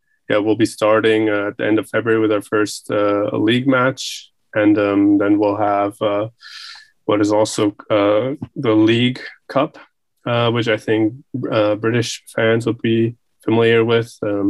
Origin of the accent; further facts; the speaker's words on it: New York City, New York, United States; born there; also born or lived in Frankfurt / Tokyo; I was born in New York City. So pretty much all of my education was in English. So English is my strongest language. But I also spent some time living in Frankfurt as a child and Tokyo.